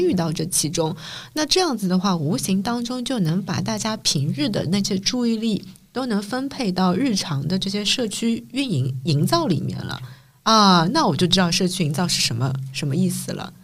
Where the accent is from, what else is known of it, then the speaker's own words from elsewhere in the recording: Shanghai, China; 我们刚刚三个都是本地人的视角嘛